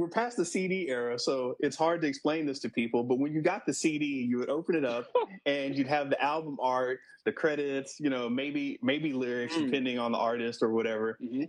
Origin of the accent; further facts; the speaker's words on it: New Orleans, Louisiana, United States; born there; Yeah, totally. I mean, you know, I was born in New Orleans. I don't know if you realize that.